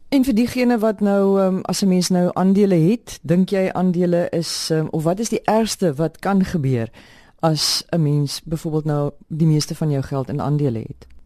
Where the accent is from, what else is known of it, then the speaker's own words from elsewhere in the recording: South Africa; Ons is Suid-Afrikaners